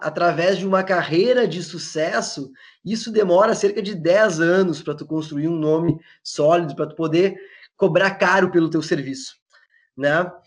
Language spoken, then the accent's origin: Portuguese; Porto Alegre, Rio Grande do Sul, Brazil; eu sou eu sou daqui de Porto Alegre, do Rio Grande do Sul